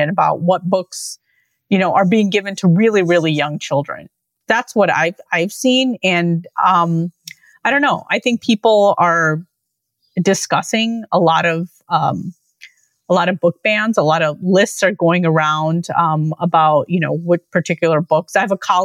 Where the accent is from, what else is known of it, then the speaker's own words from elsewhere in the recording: Lincolnwood, Illinois, United States; the library where I grew up in Lincolnwood